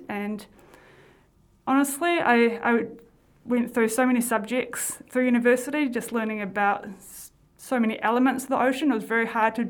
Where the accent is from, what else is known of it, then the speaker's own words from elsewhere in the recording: Oakura, Taranaki, New Zealand; also born or lived in Tauranga; So I'm born and bred here in Taranaki. I'm from Orokura originally.